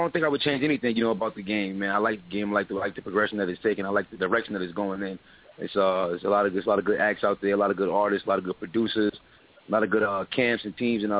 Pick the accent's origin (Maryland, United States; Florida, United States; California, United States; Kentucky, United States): Florida, United States; Cocoa; moved away as an adult; now in Bronx, United States; I was born in Florida, Cocoa, Florida, to be exact. I moved to the Bronx about a few years ago, going on about 6 years now